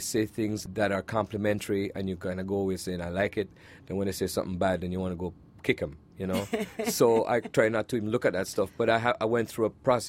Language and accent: English; Kingston, Jamaica; moved away; my life growing up in Jamaica